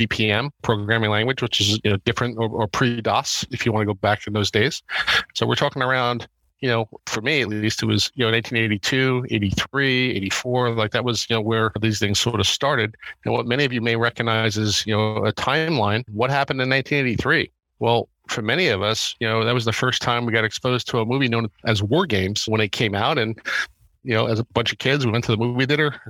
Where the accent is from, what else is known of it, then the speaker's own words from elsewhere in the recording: Middle Island, New York, United States; I was a Long Island boy. So I grew up in the 516 area code